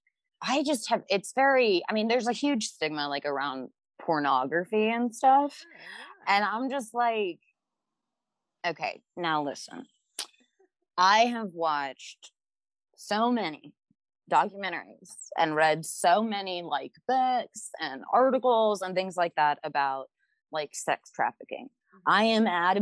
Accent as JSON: {"language": "English", "region": "the Bible Belt", "country": "United States", "tie": "born or raised there", "said": "I grew up in the Bible Belt"}